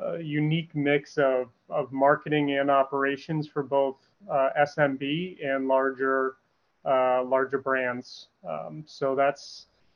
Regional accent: New Hampshire, United States; moved away as an adult; also born or lived in Sarasota, Florida / Tampa, Florida; now in Florida, United States; I am originally from New England, born and raised in New Hampshire

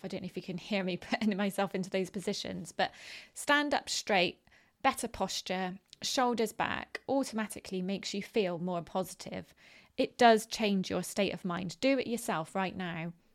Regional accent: Bristol, South West England, United Kingdom; accent: West Country; I am from Bristol in the UK, which is in the southwest of the country, and um, we have a very how can you describe it? Um, well, a West Country accent.

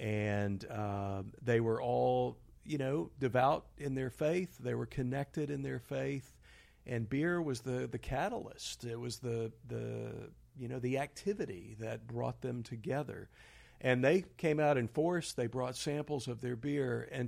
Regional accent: Houston, Texas, United States; I grew up in Houston

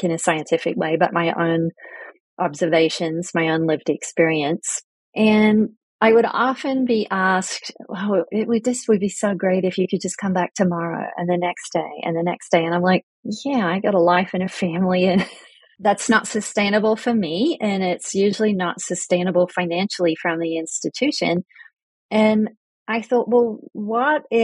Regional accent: Australia; moved away as an adult; also born or lived in United Kingdom / southwestern Pennsylvania; now in Pennsylvania, United States; I'm British born, emigrated to Australia very young, and met my husband in Australia in the 80s

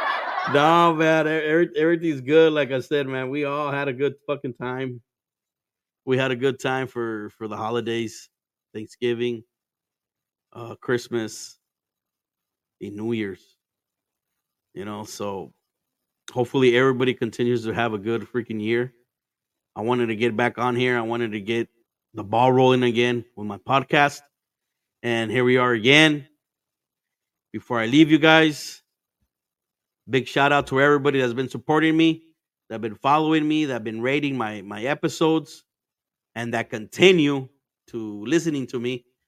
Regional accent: Arizona, United States; also born or lived in Mexico; I'm in fucking Arizona, man. I was basically born here, but I wasn't. I was born in Mexico, but I was raised here.

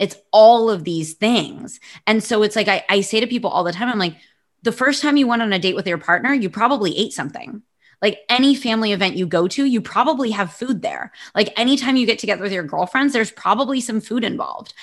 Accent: United States; moved away as an adult; now in Barcelona, Spain; I'm American, but I live in Barcelona

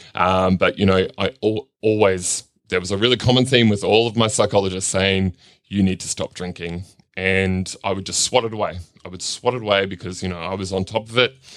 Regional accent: Cairns, Queensland, Australia; also born or lived in Darlinghurst, Sydney; now in Sydney, Australia; I grew up in Cairns in far north Queensland

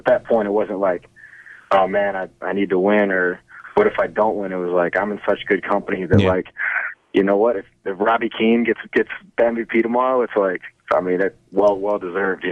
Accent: United States; maybe I'm not, you know, as American as I think

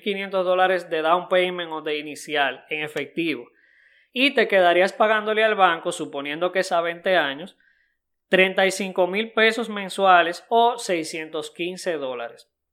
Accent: Dominican Republic; en mi país Punta Cana

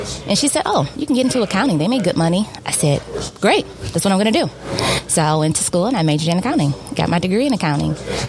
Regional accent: Detroit, Michigan, United States; So yes, Detroiter for life. I born and raised in Detroit, east side of Detroit.

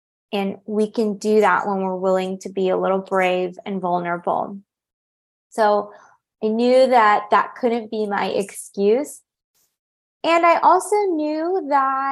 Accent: California, United States; moved away as an adult; now in Paris, France; I had built up a really close-knit network of good friends in my hometown in California

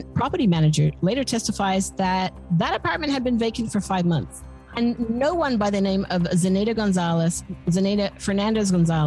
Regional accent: Australia; as an Australian

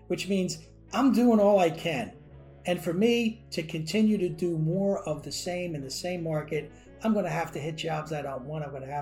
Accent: New Jersey, United States; moved away as an adult; also born or lived in Washington, D.C.; I was from New Jersey

